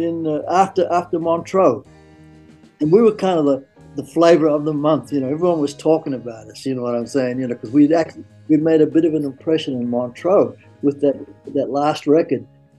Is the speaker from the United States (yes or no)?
yes; San Francisco, California, United States; I was accepted with open arms because again, I was from San Francisco